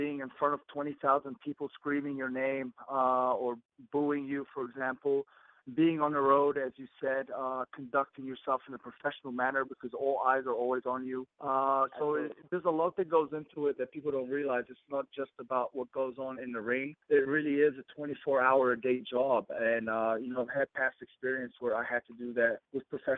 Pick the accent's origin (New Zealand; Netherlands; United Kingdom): New Zealand; moved away as an adult; now in Los Angeles, United States; growing up in New Zealand.